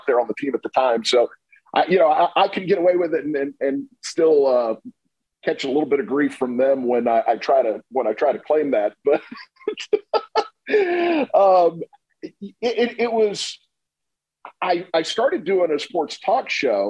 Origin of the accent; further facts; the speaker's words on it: Tampa, Florida, United States; I grew up in Tampa